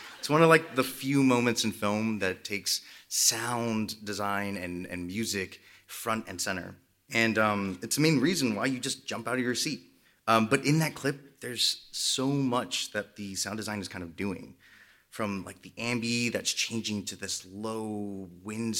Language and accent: English; Los Angeles, California, United States; because I'm from Los Angeles, I ended up working in reality television.